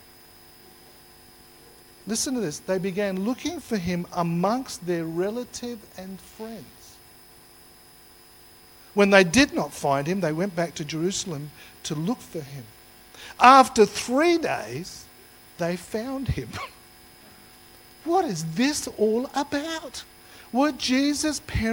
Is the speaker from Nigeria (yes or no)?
no; Australia; I was born here in Australia